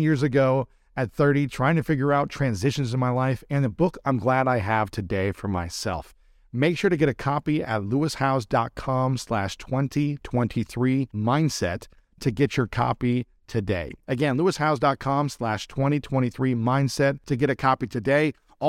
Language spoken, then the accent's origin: English; Delaware, Ohio, United States; Your wife grew up in the same, essentially, neighborhood that I grew up in Delaware, Ohio.